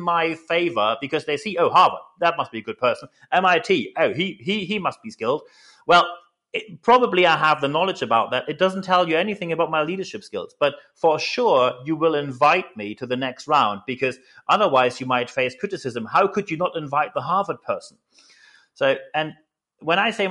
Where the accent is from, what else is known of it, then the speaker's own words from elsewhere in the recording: Germany; accent: German; English is a second language; moved away as an adult; now in United Kingdom; I'm just a German in the round here, but when I moved to the UK